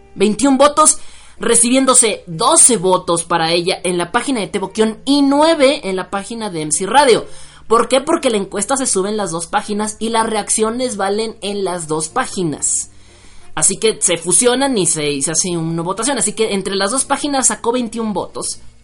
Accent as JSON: {"language": "Spanish", "country": "Mexico", "said": "soy mexicano"}